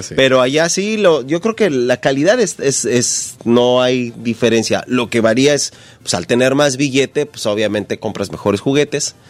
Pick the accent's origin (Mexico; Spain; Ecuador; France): Mexico; Ecatepec, State of Mexico; Yo soy de la Ciudad de México, de Catepec